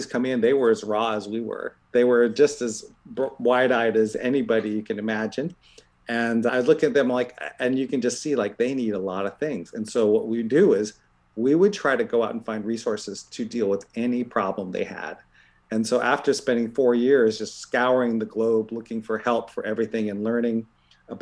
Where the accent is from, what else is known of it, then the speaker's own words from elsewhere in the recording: Columbus, Ohio, United States; now in Bay Area, United States; I grew up in Columbus, Ohio